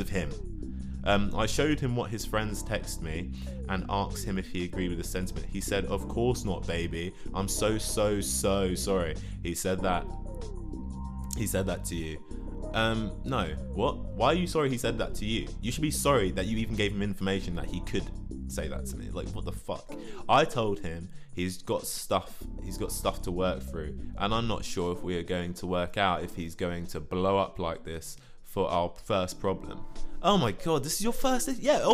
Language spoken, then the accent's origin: English; London, United Kingdom; I'm 22. I come from London